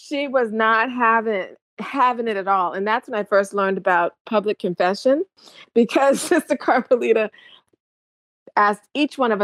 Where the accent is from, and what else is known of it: Charleston, South Carolina, United States; born or raised there